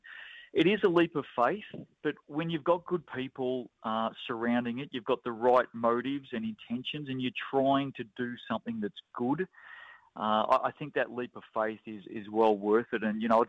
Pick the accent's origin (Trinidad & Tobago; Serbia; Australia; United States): Australia; now in New Zealand; You know, I grew up with it in Australia and have been a big fan of the WNBL there